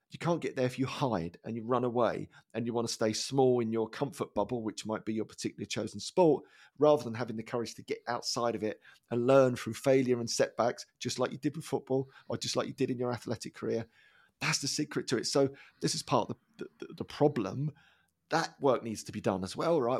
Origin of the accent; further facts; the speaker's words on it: Dagenham, London, United Kingdom; I grew up in Dagenham